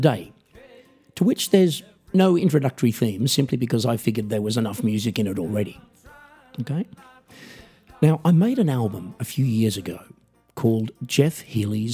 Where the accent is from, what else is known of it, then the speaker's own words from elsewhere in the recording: Australia; I'm an Australian musician, singer, songwriter, comedian